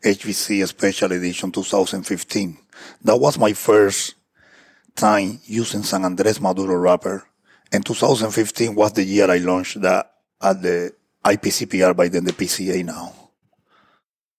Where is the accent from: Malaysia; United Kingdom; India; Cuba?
Cuba; accent: Cuban; English is a second language; moved away as an adult; also born or lived in Wisconsin, United States; now in United States